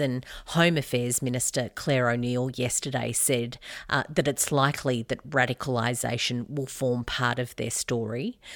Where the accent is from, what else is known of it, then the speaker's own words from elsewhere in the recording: Albury, New South Wales, Australia; I grew up near Albury